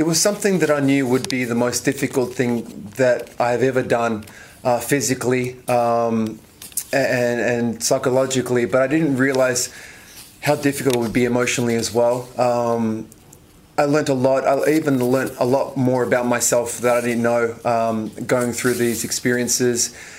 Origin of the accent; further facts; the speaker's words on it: Melbourne, Victoria, Australia; especially being born and raised in Melbourne, the home slam.